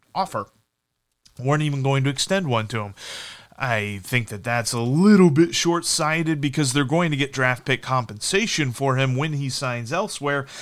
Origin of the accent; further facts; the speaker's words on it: Midwest, United States; I'm from the Midwest